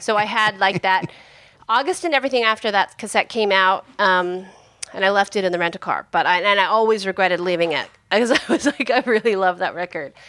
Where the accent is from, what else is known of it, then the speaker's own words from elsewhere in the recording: San Francisco, California, United States; we're from the Bay Area, we're from San Francisco